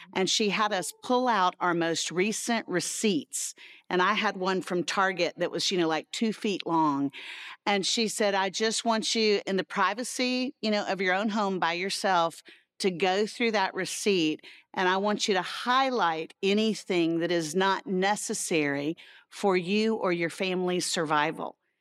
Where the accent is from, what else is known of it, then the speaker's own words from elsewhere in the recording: Central Florida, United States; I grew up in Central Florida, um, and so where I grew up, everybody had a pool